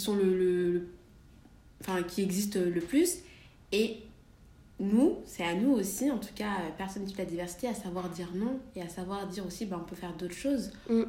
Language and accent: French; Valence, Auvergne-Rhône-Alpes, France; now in Paris, France; je, viens de Valence